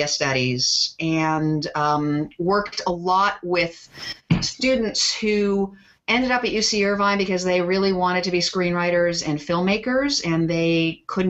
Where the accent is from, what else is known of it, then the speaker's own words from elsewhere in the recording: Toronto, Ontario, Canada; also born or lived in Montreal; I grew up in Toronto